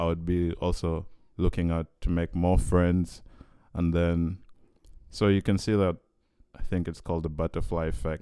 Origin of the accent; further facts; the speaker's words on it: Uganda; moved away as an adult; now in Vancouver, Canada; I come from Uganda